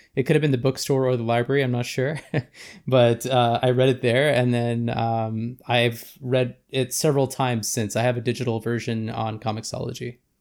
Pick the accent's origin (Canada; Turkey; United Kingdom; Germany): Canada; Vancouver, British Columbia; former filmmaker from Vancouver, B C